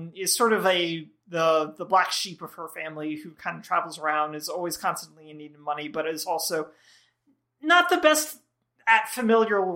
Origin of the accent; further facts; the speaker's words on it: the South, United States; I'm also from the South